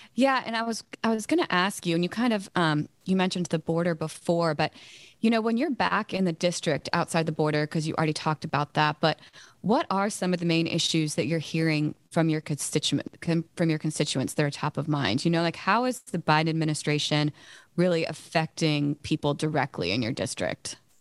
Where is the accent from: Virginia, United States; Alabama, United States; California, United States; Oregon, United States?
Virginia, United States; I live in Virginia, I'm from Virginia